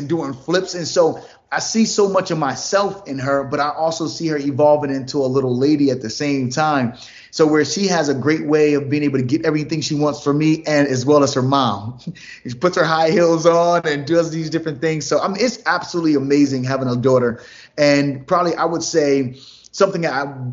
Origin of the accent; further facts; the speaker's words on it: New Jersey, United States; now in Atlanta, United States; I'm from New Jersey originally. Now we live in Atlanta